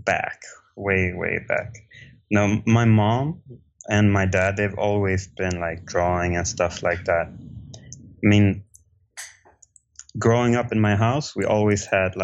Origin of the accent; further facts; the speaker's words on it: Stockholm, Stockholm County, Sweden; I grew up in Stockholm, Sweden